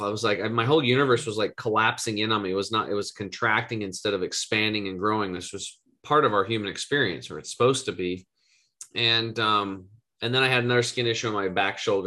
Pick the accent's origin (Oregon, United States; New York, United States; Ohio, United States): Oregon, United States; Eastern; I grew up in Eastern Oregon, total redneck, hunting and fishing, grew up on a cattle and hay farm